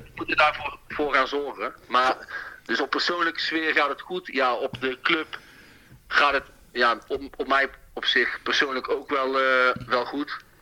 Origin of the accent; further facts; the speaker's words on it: Breda, North Brabant, Netherlands; In Haagse Beemden ben ik geboren